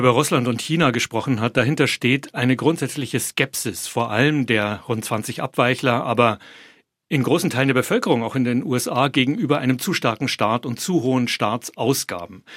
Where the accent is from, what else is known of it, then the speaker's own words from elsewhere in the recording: Bavaria, Germany; moved away as an adult; now in Washington, United States; ich komme aus Bayern